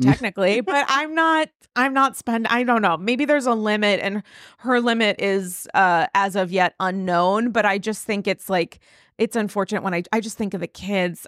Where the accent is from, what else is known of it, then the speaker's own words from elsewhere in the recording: Rhode Island, United States; now in New York, United States; I'm from Rhode Island.